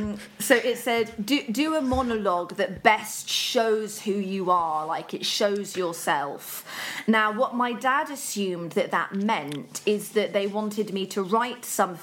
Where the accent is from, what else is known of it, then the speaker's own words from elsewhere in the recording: Birmingham, West Midlands, United Kingdom; I'm originally from Birmingham.